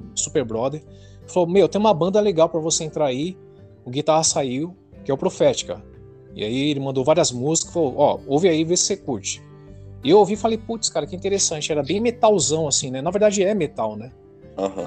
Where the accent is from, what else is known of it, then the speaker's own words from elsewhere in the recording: São Paulo, Brazil; sou, sou de São Paulo